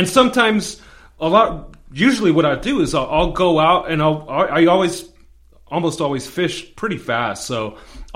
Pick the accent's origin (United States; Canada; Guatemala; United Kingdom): United States; Covina, California; I grew up mostly in Covina